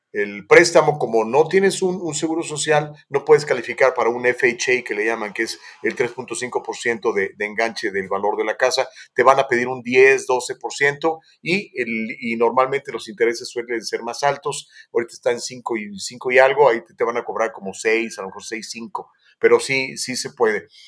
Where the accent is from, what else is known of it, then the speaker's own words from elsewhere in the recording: Mexico; soy un prieto mexicano